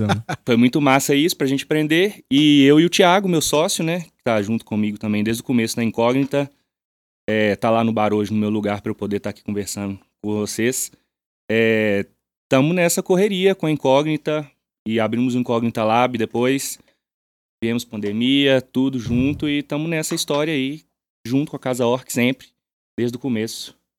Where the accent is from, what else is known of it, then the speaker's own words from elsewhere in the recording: Matozinhos, Minas Gerais, Brazil; eu sou de Matuzinhos, aqui do lado.